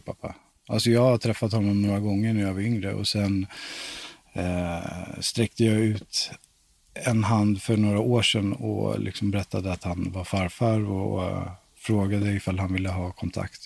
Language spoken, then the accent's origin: Swedish; Stockholm, Stockholm County, Sweden; moved away; also born or lived in Valdemarsvik; jag är uppväxt i Hässelby från grund och botten